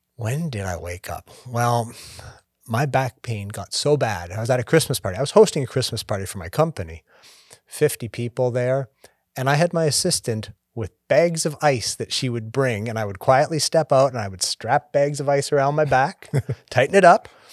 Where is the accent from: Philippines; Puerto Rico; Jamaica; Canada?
Canada; moved away as an adult; now in United States; I'm Canadian originally. Been down in the States for twenty years.